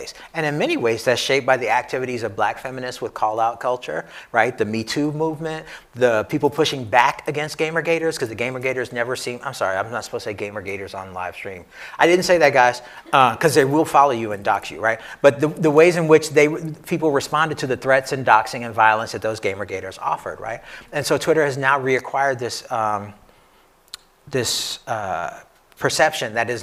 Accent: New York City, New York, United States; moved away as an adult; also born or lived in Pittsburgh; me as a New Yorker

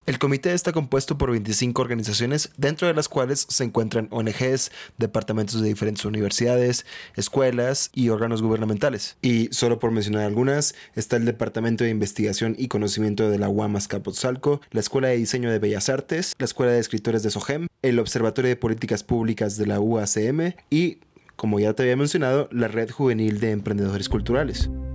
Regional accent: Monterrey, Nuevo León, Mexico; Como buen regio

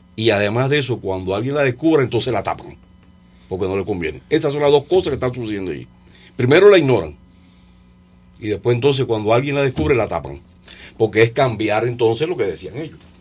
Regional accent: Mayarí, Holguín, Cuba; moved away as an adult; Yo descubrí la historia de Mayarí y de Cuba cuando empecé a trabajar en el museo de mi pueblo

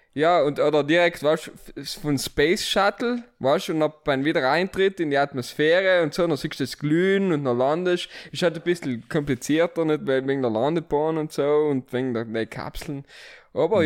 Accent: Merano, Trentino-Alto Adige, Italy; moved away as an adult; now in Vienna, Austria; ich bin gebürtiger Meraner, aber von der schönen Seite von Meran

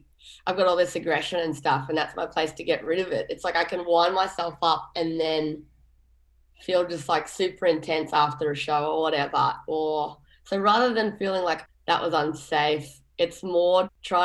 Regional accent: Mullumbimby, New South Wales, Australia; I grew up in Mullumbimby, which is a town in northern New South Wales.

